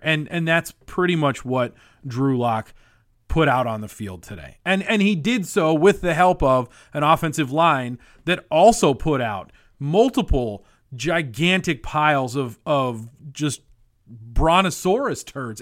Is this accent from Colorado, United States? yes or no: yes; Colorado, United States; I grew up in Colorado